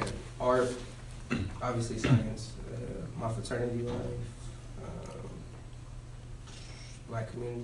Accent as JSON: {"language": "English", "town": "Riverside", "region": "California", "country": "United States", "moved": "yes", "lives_now": "Sacramento, United States", "said": "I am a junior here. I'm from Southern California, Riverside to be exact."}